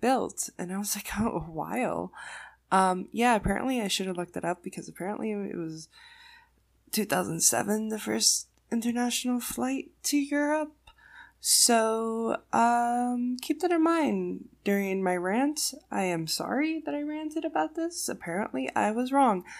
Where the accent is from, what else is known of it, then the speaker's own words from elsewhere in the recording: East Coast, United States; I'm born and raised East Coast